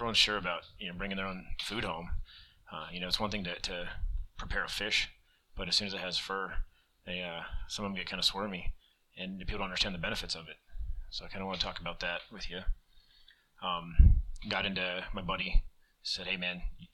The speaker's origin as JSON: {"language": "English", "region": "New Mexico", "country": "United States", "tie": "born or raised there", "also_born_or_lived": "Colorado", "moved": "as an adult", "lives_now": "Key West, United States", "said": "I grew up in New Mexico"}